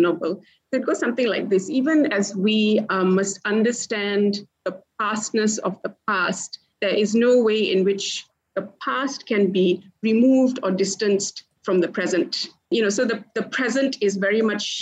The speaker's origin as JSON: {"language": "English", "town": "Port Dickson", "region": "Negeri Sembilan", "country": "Malaysia", "tie": "born or raised there", "said": "I grew up in Port Dickson, basically in somewhat of a jungle."}